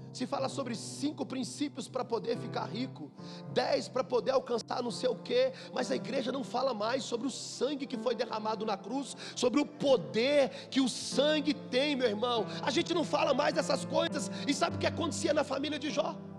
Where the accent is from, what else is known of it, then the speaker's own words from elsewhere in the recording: Minas Gerais, Brazil; como mineiro